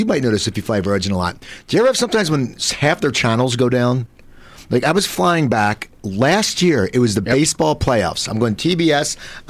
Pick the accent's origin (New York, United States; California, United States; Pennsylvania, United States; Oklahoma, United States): Pennsylvania, United States; Philadelphia; now in Los Angeles, United States; I grew up in Philadelphia. I knew a lot of comics from the projects in Philadelphia.